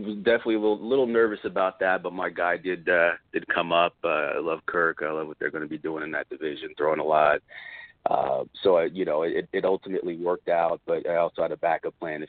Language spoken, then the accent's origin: English; Las Vegas, Nevada, United States; I'm actually from Vegas